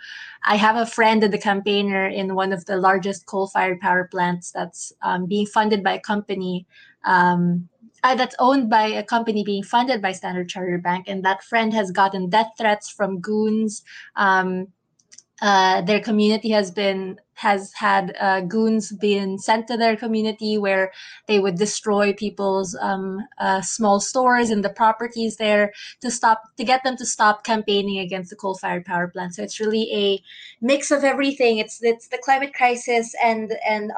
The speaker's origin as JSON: {"language": "English", "country": "Philippines", "said": "I'm from the Philippines"}